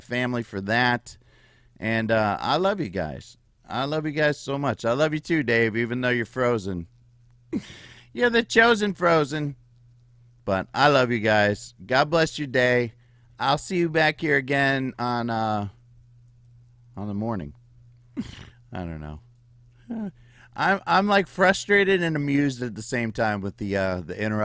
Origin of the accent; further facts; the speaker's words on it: United States; We're American Patriots.